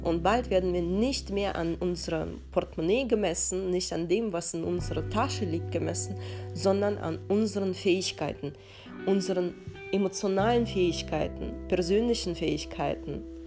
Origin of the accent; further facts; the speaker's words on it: Russia; now in Germany; Ich bin in den 90ern in Russland aufgewachsen.